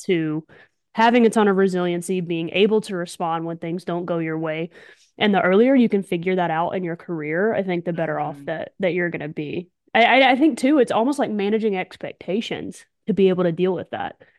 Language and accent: English; Morris, Alabama, United States; also born or lived in Birmingham, Alabama; Lived in Morris, Alabama, my whole life